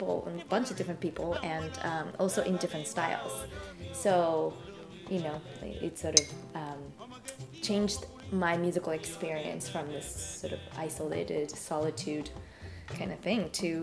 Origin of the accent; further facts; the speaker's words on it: Tokyo, Japan; moved away as an adult; also born or lived in Bay Area, United States; now in Boston, United States; I was one of those classic Yamaha kids growing up in Tokyo